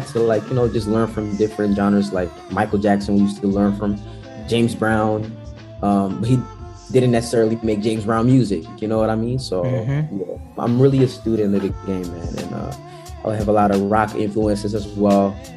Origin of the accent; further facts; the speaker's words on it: Netherlands; I'm a kid from the Netherlands that's infatuated with ATL